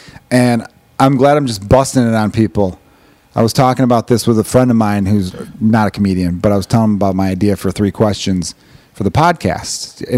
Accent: Chicago, Illinois, United States; moved away; I grew up in Chicago.

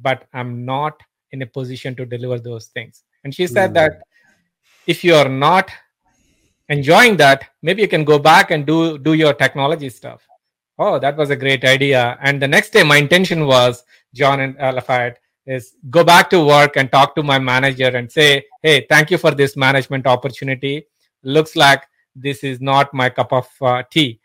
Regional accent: India; moved away as an adult; also born or lived in Singapore / Pittsburgh; now in United States; I'm originally from India, been living in States for almost like 17 years now

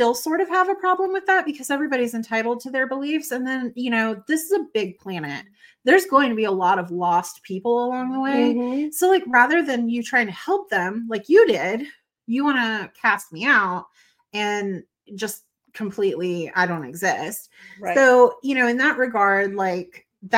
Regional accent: the South, the Bible Belt, Southern United States, United States; where I was born and raised in the South, in the Bible Belt.

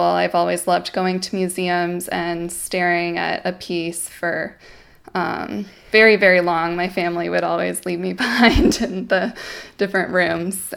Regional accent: Tongva land, California, United States; I'm speaking to you from Tongva land, um, where I grew up

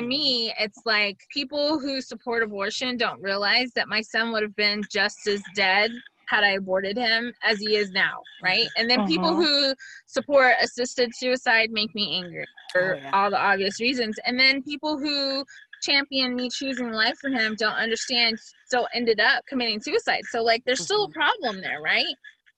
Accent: United States; And I am so American that I'm like, but I don't have a latte in there.

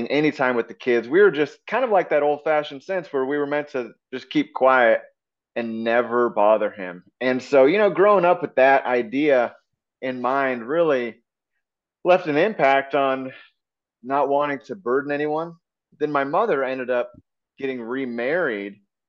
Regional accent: Alaska, United States; also born or lived in Idaho / California / Nome, Alaska; as a child growing up in Alaska and broken home

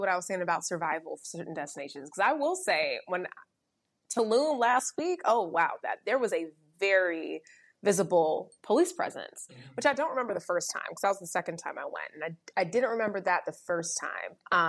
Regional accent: United States; my identity as an American trumps my race, and it trumps my appearance as a Black person.

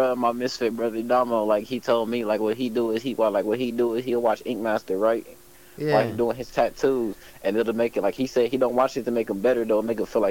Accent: Ohio, United States; also born or lived in Mesa, Arizona; Yeah, my family from Ohio. I was raised here, but to be honest, I'm from Mesa, Arizona. I'm from the West Coast.

